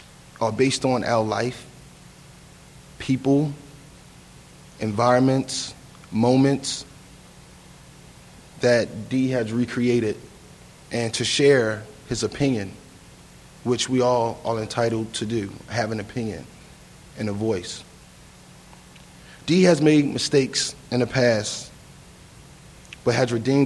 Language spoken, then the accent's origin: English; Baltimore, Maryland, United States; We grew up together in East Baltimore